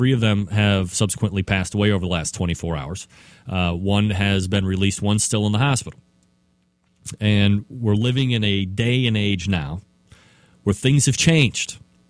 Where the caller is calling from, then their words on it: Euclid, Ohio, United States; where I am sitting right here in Euclid, Ohio, which is a eastern suburb of Cleveland. I know I say I'm here from Cleveland